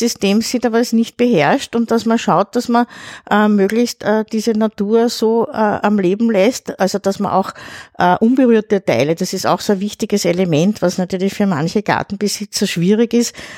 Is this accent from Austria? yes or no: yes; Pressbaum, Lower Austria, Austria; also born or lived in Vienna; im Pressbaum. Das ist mein Heimatort, da bin ich aufgewachsen